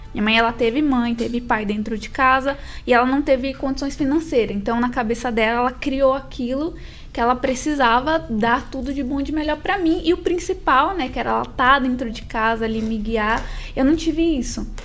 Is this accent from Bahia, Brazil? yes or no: yes; Bahia, Brazil; moved away; eu vim da Bahia. Uh, meu pai, ele é baiano, minha mãe, ela nasceu em São Paulo, mas ela também é, conheceu lá o meu pai e eu vim da Bahia.